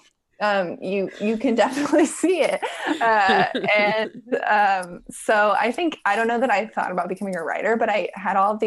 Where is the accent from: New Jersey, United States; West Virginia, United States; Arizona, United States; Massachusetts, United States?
West Virginia, United States; I grew up in West Virginia